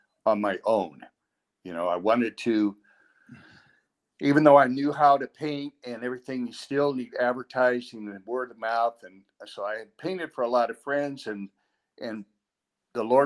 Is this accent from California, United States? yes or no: yes; San Gabriel Valley, California, United States; also born or lived in St. Louis, Missouri / La Puente, California / Pasadena, California; I grew up in the San Gabriel Valley